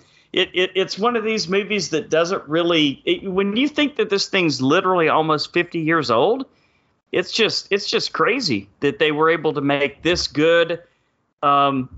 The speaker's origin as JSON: {"language": "English", "region": "Texas", "country": "United States", "tie": "born or raised there", "said": "growing up in Texas"}